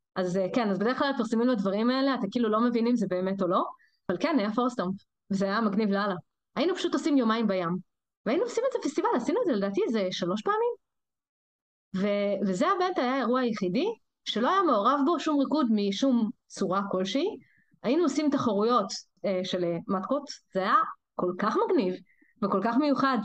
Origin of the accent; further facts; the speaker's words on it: Rehovot, Central District, Israel; moved away as an adult; also born or lived in Kiryat Shmona; now in Haifa, Israel; אני לא חיפאית, אני מרחובות